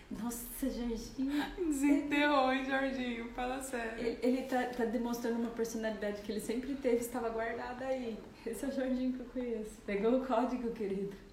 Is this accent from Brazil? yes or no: yes; Araçatuba, São Paulo, Brazil; sou de Araçatuba, gente.